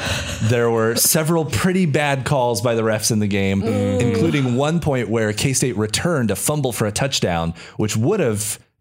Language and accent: English; Kansas, United States; moved away; I'm originally from Kansas.